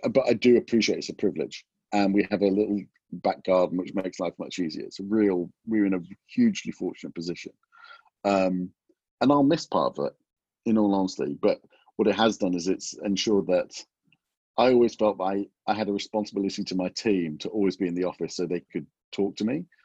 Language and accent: English; England, United Kingdom; moved away as an adult; also born or lived in Los Angeles, United States; coming back, I was away from England for 25 years